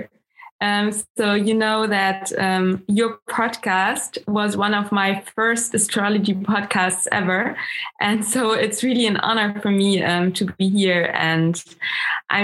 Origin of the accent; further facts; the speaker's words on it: Germany; first language German; English is a second language; also born or lived in Munich; I'm coming from Germany. My mom comes from Austria, and I'm currently still live in Munich